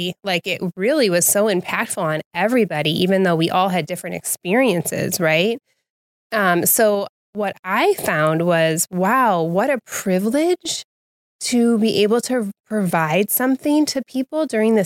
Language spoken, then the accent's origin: English; Wheaton, Illinois, United States; I grew up here in Wheaton